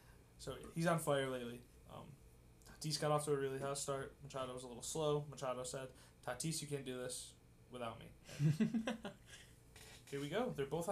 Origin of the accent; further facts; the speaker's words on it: about 45 minutes from Albany, New York, United States; Albany, which is about 45 minutes away from me